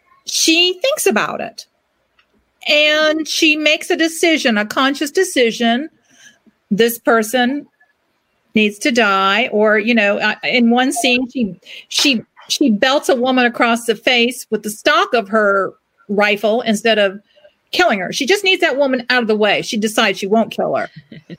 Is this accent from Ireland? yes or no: yes; Ireland; I'm Irish. We believe in everything.